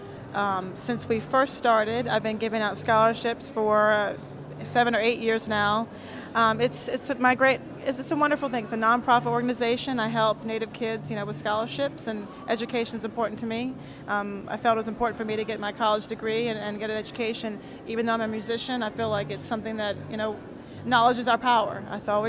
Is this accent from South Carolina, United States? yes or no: no; North Carolina, United States; I'm from North Carolina